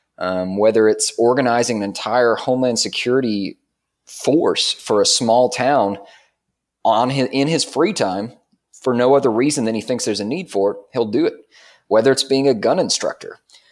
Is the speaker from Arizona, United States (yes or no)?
no; Dayton, Tennessee, United States; Well, Dayton, Tennessee, I mean, I'm sure a lot of people that may be listening who grew up in a small town, they can definitely relate or at least understand.